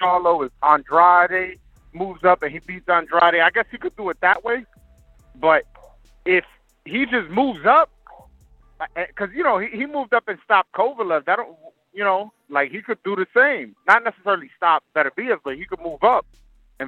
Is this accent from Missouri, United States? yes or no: no; New York City, New York, United States; now in Queens, United States; I'm from Brooklyn. Okay. I live in Queens now, but I'm from Brooklyn.